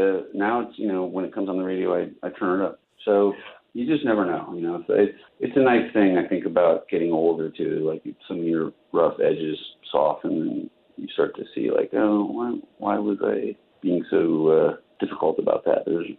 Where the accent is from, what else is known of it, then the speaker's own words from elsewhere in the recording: Virginia, United States; I grew up in Virginia